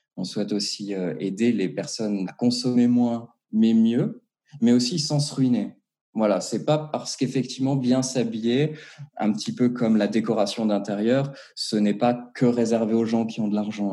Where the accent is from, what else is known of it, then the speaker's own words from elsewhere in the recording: Strasbourg, Grand Est, France; moved away as an adult; now in Geneva, Switzerland; je viens de Strasbourg, du coup, donc en Alsace. J'ai débarqué à Genève il y a à peu près euh, un peu plus de deux ans maintenant